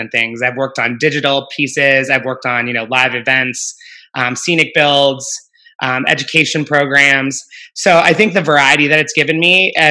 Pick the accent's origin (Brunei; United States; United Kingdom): United States; Pittsburgh, Pennsylvania; moved away as an adult; also born or lived in Atlanta / Minnesota; I grew up in Pittsburgh and I went to Penn State